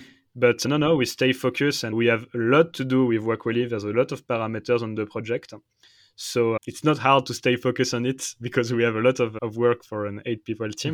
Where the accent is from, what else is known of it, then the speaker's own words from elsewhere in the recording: Paris, Île-de-France, France; English is a second language; moved away as an adult; now in Switzerland; I'm French. I'm from Paris. But now I'm in Switzerland